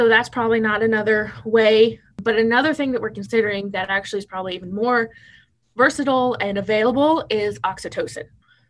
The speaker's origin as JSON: {"language": "English", "town": "Tecumseh", "region": "Nebraska", "country": "United States", "tie": "born or raised there", "moved": "as an adult", "said": "I moved from Tecumseh, Nebraska, when I'd never lived out of the state, to Lexington, Kentucky for 2 years."}